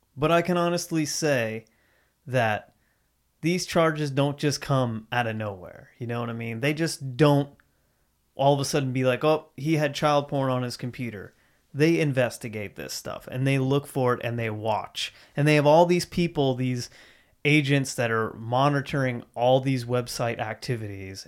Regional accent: Central Ohio, United States; now in Huntington, United States; I was, you know, raised in Ohio. I came from Central Ohio, home of the Buckeyes

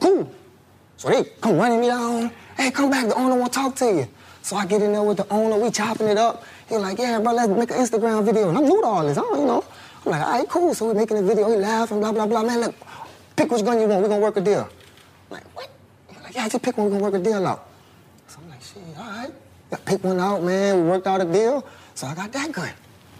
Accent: Louisiana, United States; I'm from Louisiana

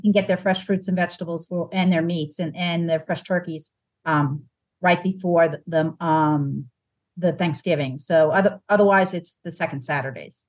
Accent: Long Island, New York, United States; also born or lived in Bucks County, Pennsylvania; now in Virginia, United States; growing up on Long Island

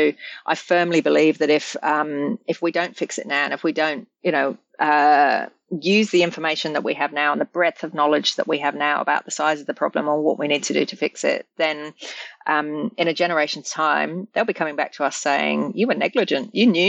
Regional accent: England, United Kingdom; born there; I was born in England, and I'm very firmly English in my bathness.

